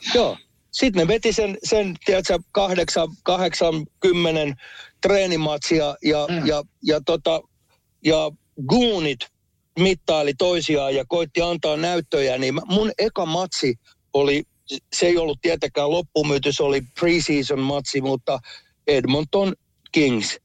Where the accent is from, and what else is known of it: Helsinki, Uusimaa, Finland; moved away as an adult; also born or lived in United States